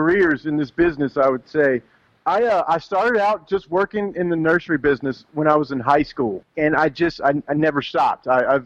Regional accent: Louisiana, United States; now in Dallas, United States; I'm from Louisiana

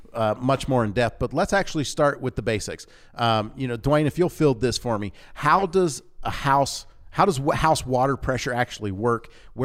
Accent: Louisiana, United States; Because like growing up in Louisiana, most of our towns had a water tank.

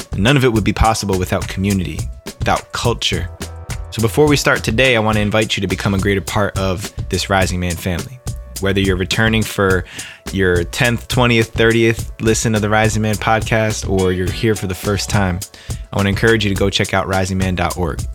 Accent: New Jersey, United States; I grew up in New Jersey, right outside of New York City, so there's already that East Coast mentality

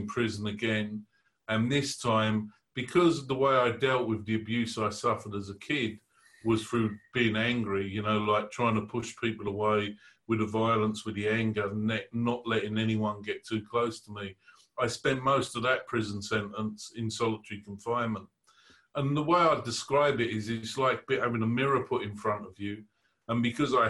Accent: London, United Kingdom; I was born in the East End of London

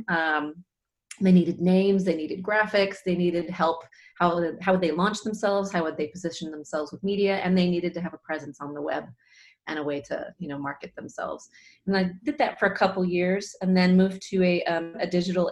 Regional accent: Seattle, Washington, United States; I'm originally from Seattle, Washington, so a local yokel here

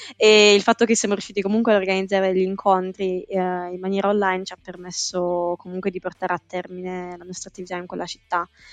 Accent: Apulia, Italy; moved away as an adult; now in London, United Kingdom; sono pugliese di nascita ma londinese d'adozione

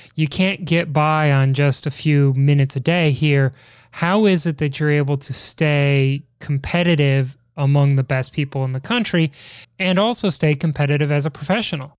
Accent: Chicago, Illinois, United States; accent: Chicago; now in Washington, D.C., United States; my terrible Chicago accent

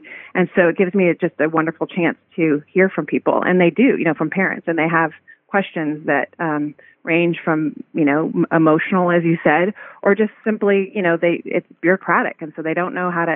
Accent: Santa Barbara, California, United States; moved away as an adult; also born or lived in Washington, D.C.; when I was looking to get involved in public service in my hometown

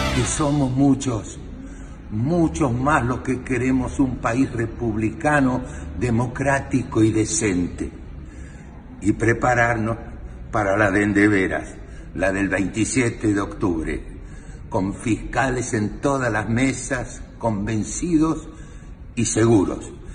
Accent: Argentina; yo soy un ciudadano argentino

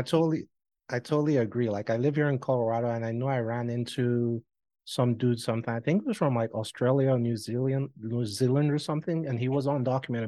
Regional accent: Nigeria; moved away as an adult; my nigerian passport

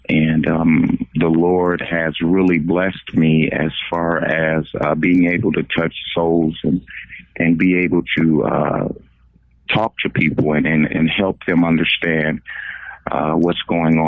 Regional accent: Flint, Michigan, United States; now in Oklahoma, United States; I am originally from Flint, Michigan, where the water crisis is kind of going crazy

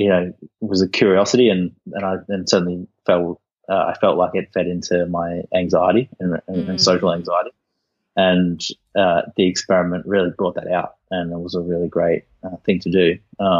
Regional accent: Sunshine Coast, Queensland, Australia; now in Sydney, Australia; I was raised on the Sunshine Coast in Australia

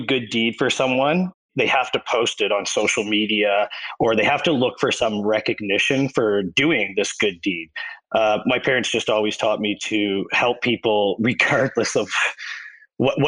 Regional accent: Fredericton, New Brunswick, Canada; I was born and raised in Fredericton, New Brunswick

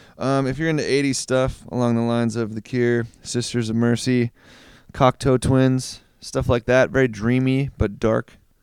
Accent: Minneapolis, Minnesota, United States; moved away; I guess you could say I'm a Midwest boy. I grew up in Minneapolis, Minnesota.

